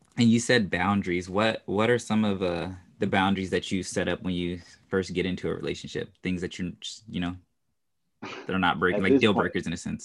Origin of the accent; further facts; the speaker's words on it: California, United States; also born or lived in Houston; I'm from California, but I always say that I'm from Houston.